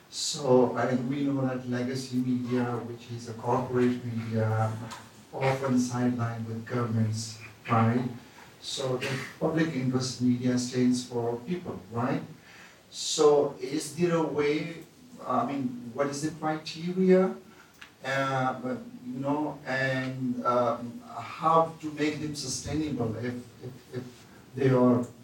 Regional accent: Pakistan; I come from Pakistan.

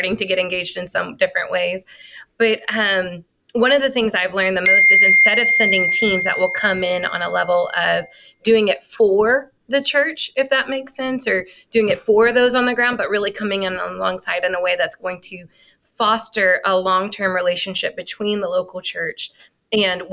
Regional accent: United States; also born or lived in Colombia; I'm American, Oscar's Colombian, I lived in Colombia

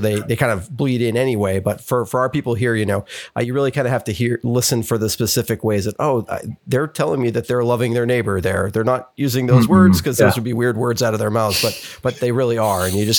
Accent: New England, United States; we're from New England

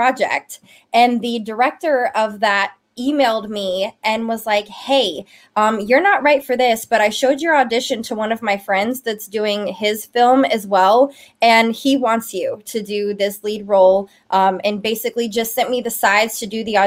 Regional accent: Memphis, Tennessee, United States; moved away; I'm originally from Memphis, Tennessee

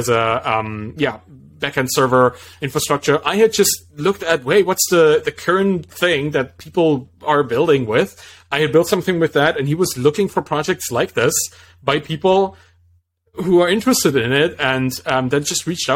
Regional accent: Dresden, Saxony, Germany; moved away as an adult; now in Berlin, Germany; Back then I was living in Dresden, which is my hometown, more in East Germany, former East Germany

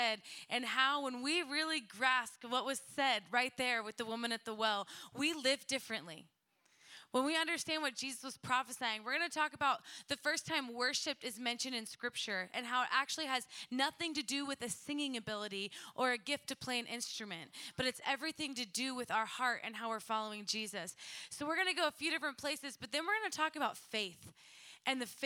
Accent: Edmond, Oklahoma, United States; moved away as an adult; I was born and raised in Edmond, Oklahoma

